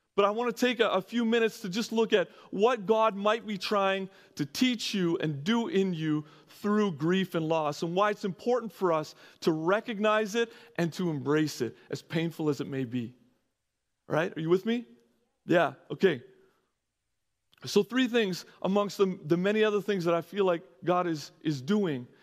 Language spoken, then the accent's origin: English; Canada; moved away as an adult; also born or lived in California; I'm coming from Canada